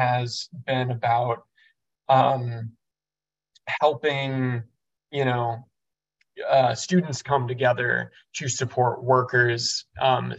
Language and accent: English; Evanston, Illinois, United States; moved away as an adult; also born or lived in St. Paul, Minnesota; now in New York, United States; I'm originally from Evanston, Illinois, right off the north side of Chicago